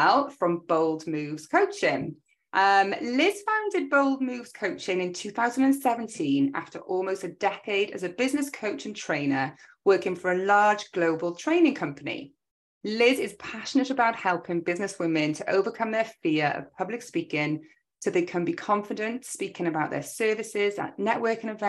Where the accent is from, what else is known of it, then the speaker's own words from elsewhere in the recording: Cardiff, Wales, United Kingdom; also born or lived in Australia; I'm a Welsh woman from Cardiff.